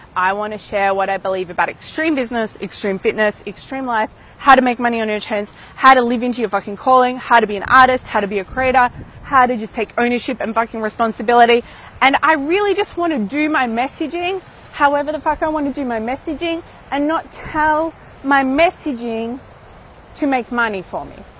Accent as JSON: {"language": "English", "town": "Melbourne", "region": "Victoria", "country": "Australia", "tie": "born or raised there", "moved": "yes", "said": "back in my hometown of Melbourne"}